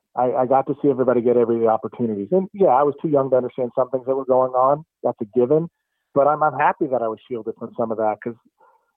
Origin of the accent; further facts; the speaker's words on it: Walnut Creek, California, United States; I grew up in Walnut Creek in the East Bay